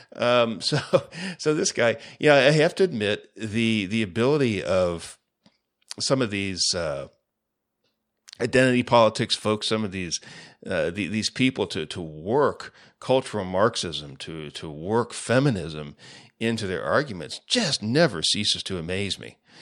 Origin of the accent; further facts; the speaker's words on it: United States; It's my home. It's where my family's from, uh, many generations back